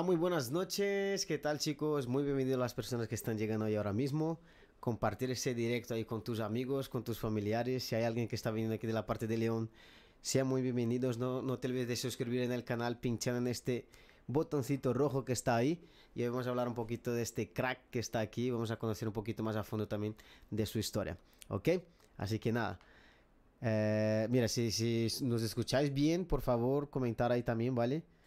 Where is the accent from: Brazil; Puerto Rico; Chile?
Brazil; Spanish is a second language; now in Madrid, Spain; nosotros somos brasileños, los que estamos aquí, mi chica y yo